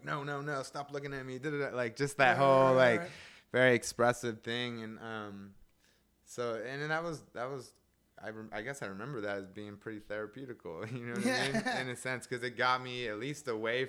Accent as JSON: {"language": "English", "town": "Seattle", "region": "Washington", "country": "United States", "tie": "born or raised there", "also_born_or_lived": "Berkeley / Oakland", "moved": "as an adult", "said": "I grew up in Seattle"}